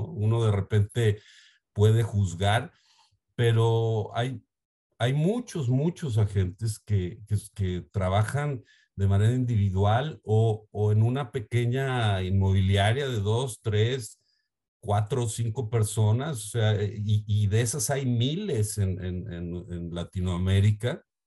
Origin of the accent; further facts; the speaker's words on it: Mexico; also born or lived in Guadalajara, Jalisco; soy de México